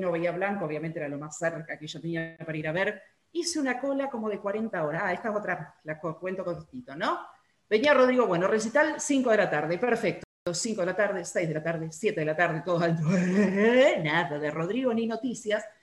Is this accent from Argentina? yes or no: yes; Córdoba, Argentina; 8.40 y soy cordobés.